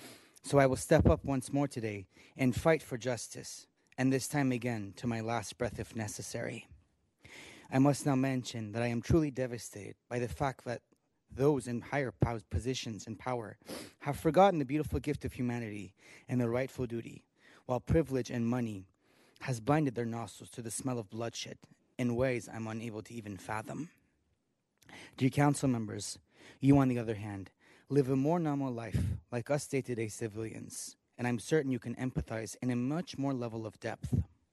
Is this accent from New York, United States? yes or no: no; Southern California, United States; I'm a half-American, half-Iranian citizen of Southern California.